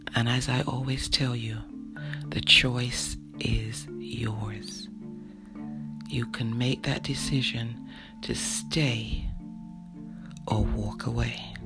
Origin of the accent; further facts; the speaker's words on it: London, United Kingdom; moved away; I grew up in London, England